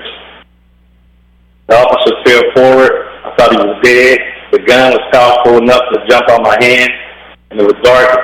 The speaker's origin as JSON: {"language": "English", "town": "Bakersfield", "region": "California", "country": "United States", "tie": "born or raised there", "said": "I'm from Bakersfield, California, born and raised"}